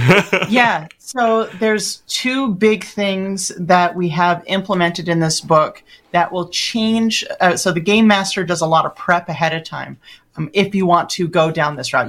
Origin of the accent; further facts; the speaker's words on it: Los Angeles, California, United States; I'm from Los Angeles.